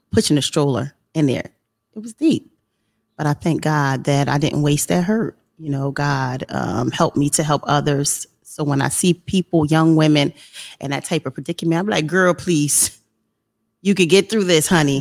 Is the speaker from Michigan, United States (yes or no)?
no; Trenton, New Jersey, United States; moved away as an adult; now in South Carolina, United States; I'm from Trenton, New Jersey, which is a you know inner city area in New Jersey, and there was a lot going on. I grew up in the 80s and the 90s